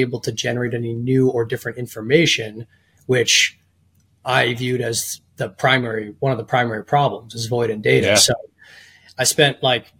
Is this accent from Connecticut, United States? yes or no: no; outside of Boston, Massachusetts, United States; I grew up in outside of Boston in the suburbs